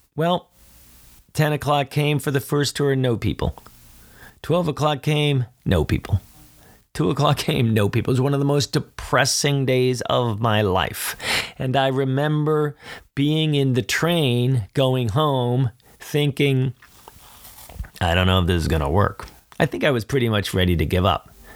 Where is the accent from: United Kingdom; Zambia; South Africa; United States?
United States; Philadelphia, Pennsylvania; I'm from Philly